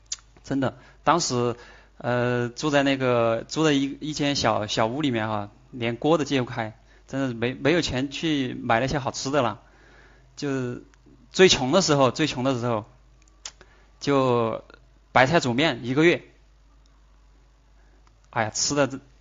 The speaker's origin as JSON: {"language": "Chinese", "region": "Sichuan", "country": "China", "accent": "Sichuanese", "said": "哎，当时用我们四川话说的就是，你你连里子都没得，你哪儿来的面子？"}